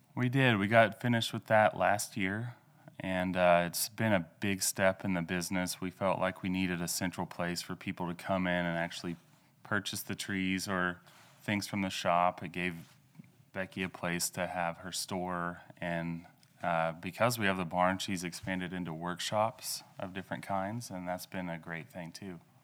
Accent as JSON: {"language": "English", "town": "Ralston", "region": "Oklahoma", "country": "United States", "tie": "born or raised there", "also_born_or_lived": "Louisiana", "moved": "as an adult", "lives_now": "Enid, United States", "said": "I'm originally from Oklahoma. I grew up, uh, west of Ralston in Osage County"}